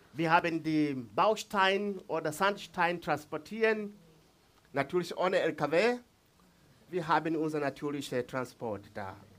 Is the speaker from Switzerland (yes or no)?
no; Mbeya, Tanzania; first language Swahili; German is a second language; Ich komme von Mbeya, aus Mbeya, diese Region. in der Nähe von Sambia und Malawi. Das ist mein Zuhause.